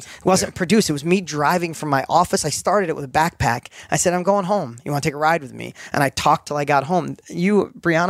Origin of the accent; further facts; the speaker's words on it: New York, United States; accent: New York; my New York accent was like super heavy. That's where I grew up.